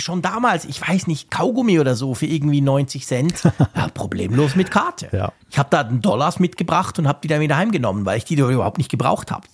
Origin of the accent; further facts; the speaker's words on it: Bern, Switzerland; bei uns in Bern